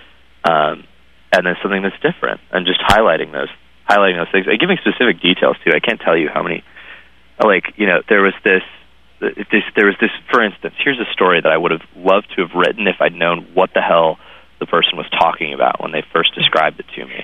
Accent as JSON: {"language": "English", "town": "Waterville", "region": "Maine", "country": "United States", "tie": "born or raised there", "said": "I grew up in a small town, and there were, like, very sort of well known families that just had, like, tons of people in the family, and they were. You know, I was from Waterville, Maine"}